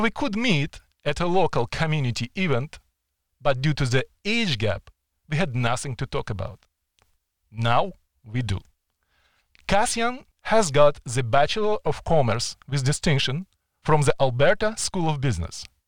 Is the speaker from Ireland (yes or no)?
no; Ukraine; accent: Ukrainian; also born or lived in Edmonton, Canada